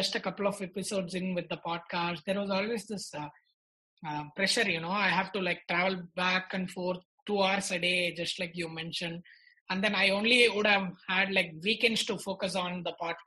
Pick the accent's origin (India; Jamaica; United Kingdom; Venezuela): India; Tiruchirappalli, Tamil Nadu; I come from Trichy